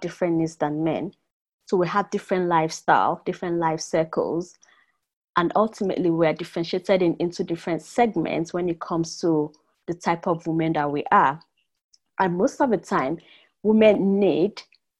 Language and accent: English; Nigeria; now in Mannheim, Germany; I grew up in Nigeria, as you know, so I'm British Nigerian, living with my family in Mannheim